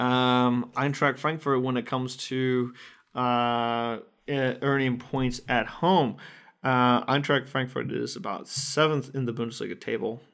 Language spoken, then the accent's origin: English; United States; As an American